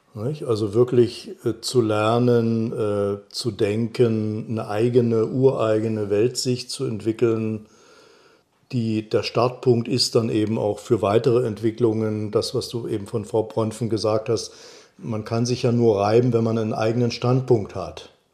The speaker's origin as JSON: {"language": "German", "region": "East Germany", "country": "Germany", "tie": "born or raised there", "said": "ich bin ja in Ostdeutschland groß geworden"}